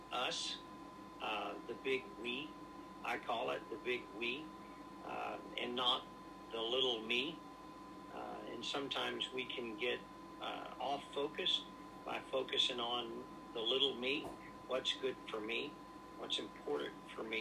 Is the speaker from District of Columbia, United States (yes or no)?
no; Georgia, United States; moved away as an adult; also born or lived in Hong Kong; now in Elkhart, Indiana, United States; I'm from Georgia, but I married my wife from Indiana, and so we came and started with a home missions church